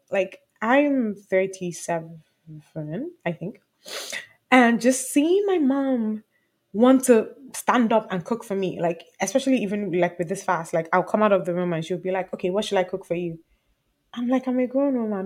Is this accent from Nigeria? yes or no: yes; Nigeria; I'm Nigerian.